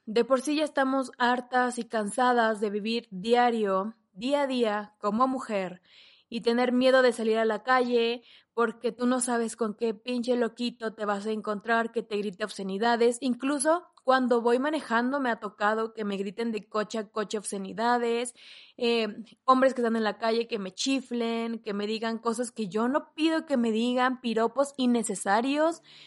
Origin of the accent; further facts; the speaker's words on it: Mexico; en mi país, en México